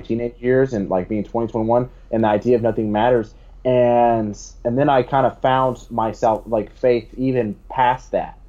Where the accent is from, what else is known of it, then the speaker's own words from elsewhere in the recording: United States; as an American